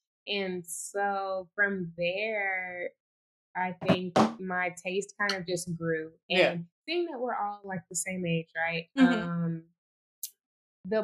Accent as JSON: {"language": "English", "town": "Houston", "region": "Texas", "country": "United States", "tie": "born or raised there", "said": "because it's my hometown and I've lived here my entire life"}